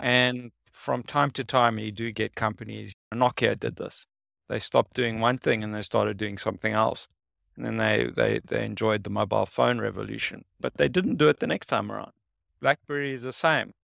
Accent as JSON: {"language": "English", "country": "South Africa", "said": "I'm from South Africa."}